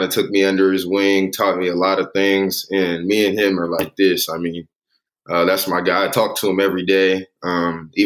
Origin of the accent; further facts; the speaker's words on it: Long Beach, California, United States; I'm from Long Beach, California. Was born and raised in Long Beach, and I live in Bixby Knowles.